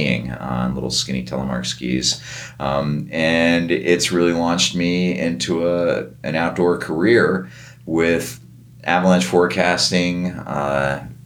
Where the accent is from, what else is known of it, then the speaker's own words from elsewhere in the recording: New Jersey, United States; moved away as an adult; also born or lived in Prescott, Arizona; now in Bozeman, United States; I grew up in New Jersey